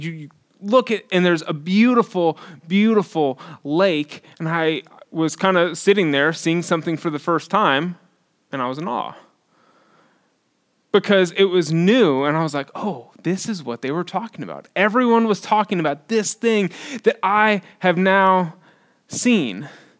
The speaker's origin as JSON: {"language": "English", "town": "Houston", "region": "Texas", "country": "United States", "tie": "born or raised there", "lives_now": "Austin, United States", "said": "I grew up in Northwest Houston, and it is where the coastal plain and the piney woods intersect, and it is humid, and it is very, very flat."}